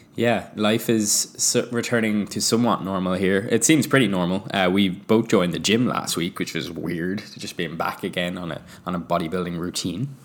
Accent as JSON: {"language": "English", "country": "Ireland", "moved": "yes", "lives_now": "Vancouver, Canada", "said": "we are an Irish couple living in Vancouver"}